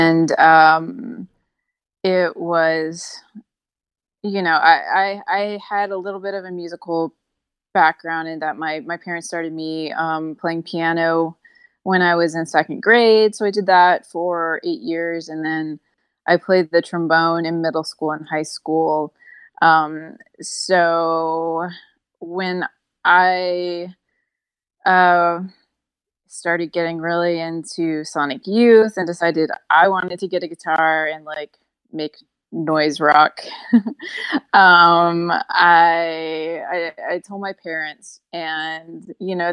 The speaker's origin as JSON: {"language": "English", "town": "Lafayette", "region": "Louisiana", "country": "United States", "tie": "born or raised there", "said": "I grew up in Lafayette, Louisiana"}